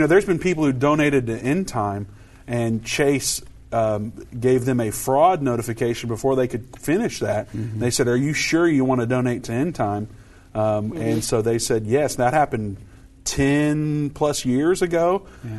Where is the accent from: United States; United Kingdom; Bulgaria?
United States; Indiana; my home state, Indiana